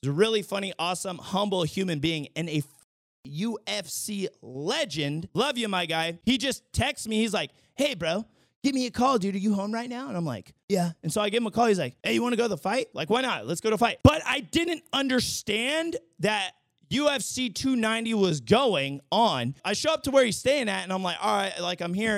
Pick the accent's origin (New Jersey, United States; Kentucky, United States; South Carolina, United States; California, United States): California, United States; the Bay Area; moved away as an adult; now in Las Vegas, United States; I'm, like, born and raised in California from the Bay